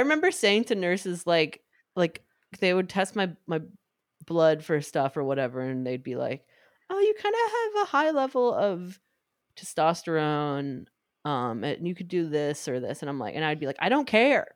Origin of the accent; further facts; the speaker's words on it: New York, United States; growing up in New York